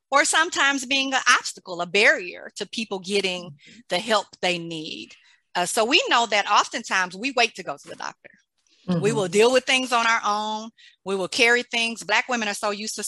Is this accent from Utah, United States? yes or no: no; Mississippi, United States; I grew up in Mississippi